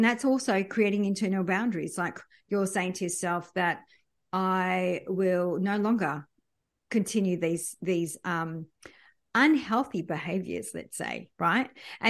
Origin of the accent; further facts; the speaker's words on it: France; born there; we moved around a lot. I was born in France.